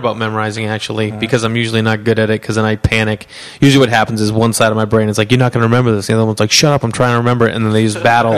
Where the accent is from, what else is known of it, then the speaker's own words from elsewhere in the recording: Stoneham, Massachusetts, United States; accent: Boston; now in Los Angeles, United States; Yeah, Massachusetts. I grew up in Stoneham, Mass.